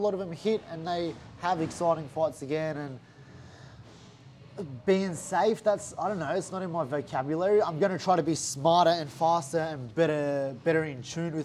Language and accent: English; Gold Coast, Queensland, Australia; I've got here from the Gold Coast